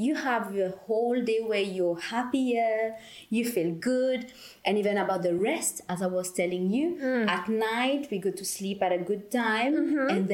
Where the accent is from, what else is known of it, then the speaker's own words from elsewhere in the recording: Mauritius; moved away; I'm from Mauritius. It's the beautiful island in the Indian Ocean.